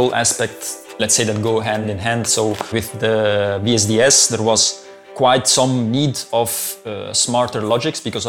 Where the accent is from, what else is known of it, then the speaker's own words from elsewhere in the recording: Italy; moved away as an adult; now in Belgium; I'm from Italy, and I moved to Belgium, I think now it's 7 years ago